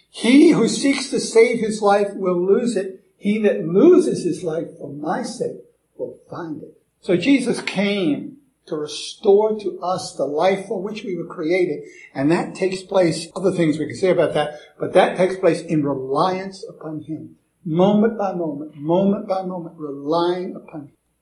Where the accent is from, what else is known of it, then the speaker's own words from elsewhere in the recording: United States; accent: American; I'm an American.